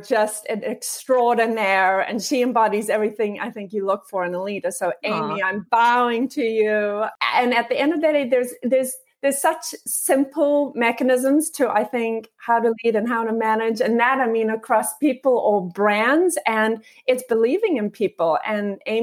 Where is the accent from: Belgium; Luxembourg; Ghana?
Luxembourg; moved away as an adult; also born or lived in South Africa; now in United States; I actually was born in South Africa and then spent most of my formative years in a teeny little country called Luxembourg, and then came to the US for college